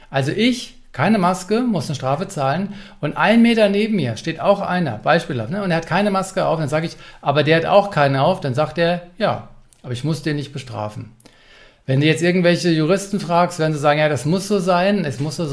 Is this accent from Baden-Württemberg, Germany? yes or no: no; Berlin, Germany; Hat Frankfurt mich als Berliner ausreichend informiert?